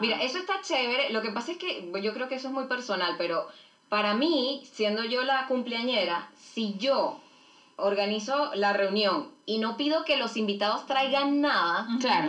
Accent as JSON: {"language": "Spanish", "country": "Venezuela", "moved": "yes", "lives_now": "Chile", "said": "Somos venezolanas que, que vivimos en Chile desde hace unos cuantos años"}